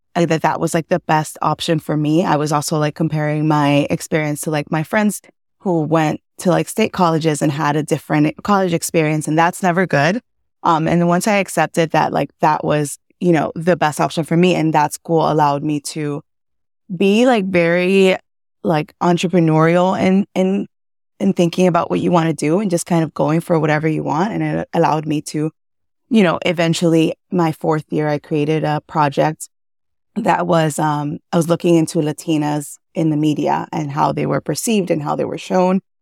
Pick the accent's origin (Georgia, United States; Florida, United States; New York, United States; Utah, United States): Florida, United States; Miami; also born or lived in Cuba / Massachusetts; I was born in Cuba. I came to the U S when I was four, raised in Miami